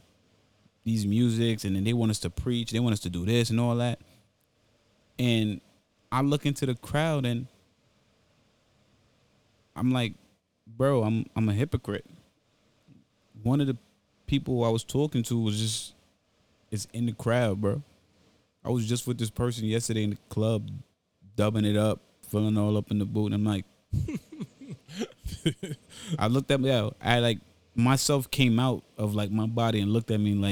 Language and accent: English; New York City, New York, United States; Growing up in Brooklyn, the Haitian shit